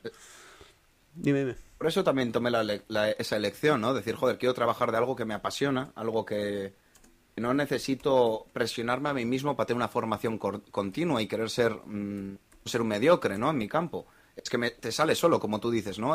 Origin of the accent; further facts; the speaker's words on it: Bilbao, Basque Country, Spain; Soy de Bilbao